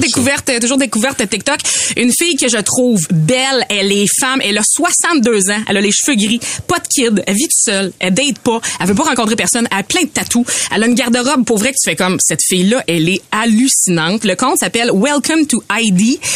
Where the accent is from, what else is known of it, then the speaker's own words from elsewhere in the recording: Beauce, Quebec, Canada; accent: Beauceron; mon niveau de français qui est beauceron moyen, on va le dire. J'ai un accent